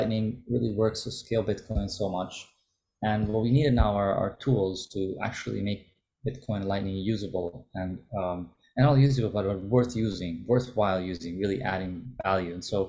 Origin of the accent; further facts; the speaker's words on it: Italy; English is a second language; Look, my background is an Italian. I grew up in Italy, but also grew up in other countries. I went to international school